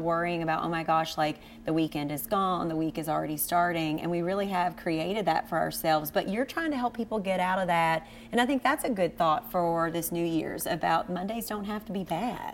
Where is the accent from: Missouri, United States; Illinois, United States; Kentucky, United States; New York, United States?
Kentucky, United States; Cynthiana; now in Lexington, United States; we are from Cynthiana and born and raised, but now being in Lexington